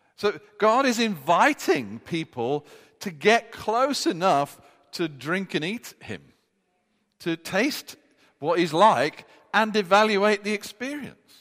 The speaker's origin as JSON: {"language": "English", "country": "United Kingdom", "said": "us being British"}